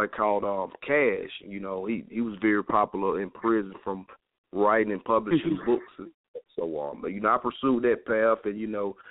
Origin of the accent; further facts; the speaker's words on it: Carrollton, Georgia, United States; also born or lived in Nashville, Tennessee; I'm actually from a small town outside of Atlanta called Carrollton, Georgia, which is West Georgia. And, you know, I grew up, you know, at-risk youth